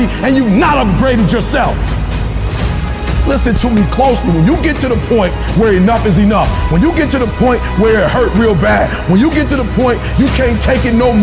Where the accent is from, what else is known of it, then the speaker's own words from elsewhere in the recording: Detroit, Michigan, United States; I'm from Detroit